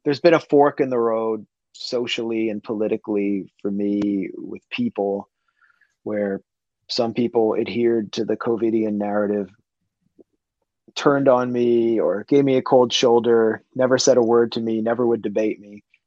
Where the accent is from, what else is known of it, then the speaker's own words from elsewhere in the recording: Washington, District of Columbia, United States; I grew up in Washington, D.C. in the 80s and 90s